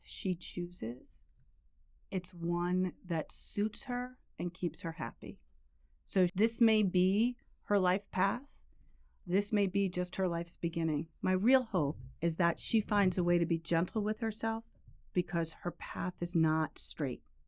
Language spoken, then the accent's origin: English; New York, United States; I grew up in New York, a suburb of the city here